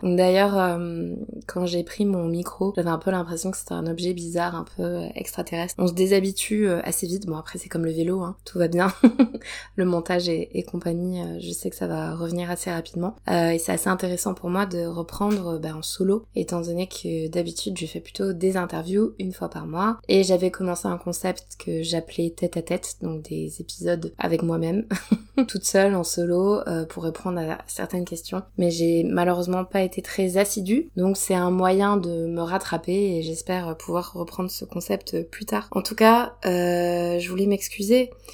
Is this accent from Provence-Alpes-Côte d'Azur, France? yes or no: yes; Provence-Alpes-Côte d'Azur, France; ma région natale, euh, dans laquelle je suis actuellement, donc dans le, le sud, je suis en Provence.